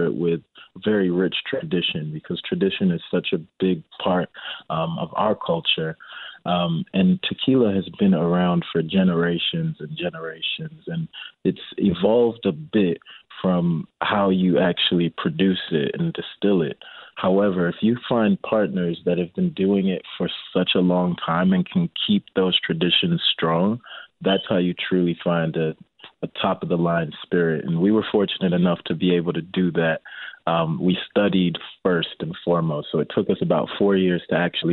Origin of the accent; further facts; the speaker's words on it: Chicago, Illinois, United States; I grew up in Rogers Park